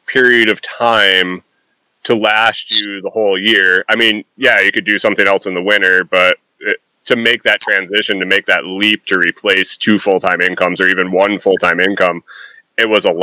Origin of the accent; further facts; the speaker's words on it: New York, United States; moved away; also born or lived in Minnesota; I grew up in New York